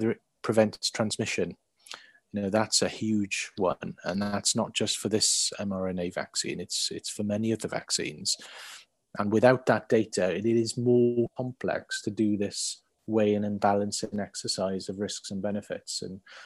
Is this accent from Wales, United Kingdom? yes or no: yes; near Swansea, Wales, United Kingdom; now in Cardiff, United Kingdom; Swansea, near my hometown.